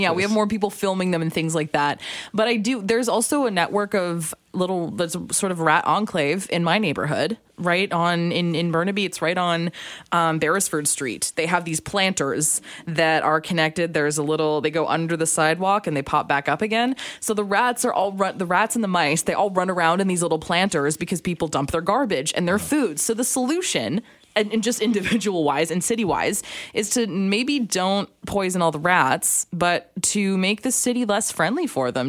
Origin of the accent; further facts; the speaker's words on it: Alberta, Canada; also born or lived in Calgary, Alberta; now in British Columbia, Canada; I'm from Alberta, this has to come up once a show is that I'm from Alberta